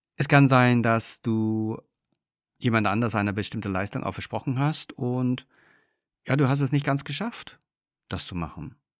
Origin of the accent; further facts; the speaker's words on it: England, United Kingdom; moved away; ich bin gebürtiger Engländer, das heißt, wir sind großgezogen mit einem extrem hohen Fokus auf Freundlichkeit